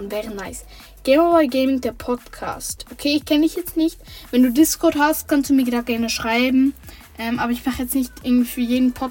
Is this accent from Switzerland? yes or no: yes; St. Gallen, Switzerland; born there; Aus der Schweiz. Also ich bin in der Schweiz geboren. Ich sage jetzt mal, in der Schweiz haben wir statt Bundesländer, Kantone und ich bin im Kanton St. Gallen geboren.